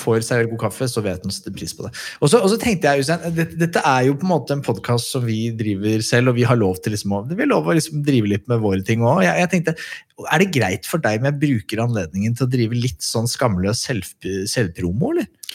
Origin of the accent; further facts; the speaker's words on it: Skedsmokorset, Akershus, Norway; jeg vokste opp på Skedsmokorset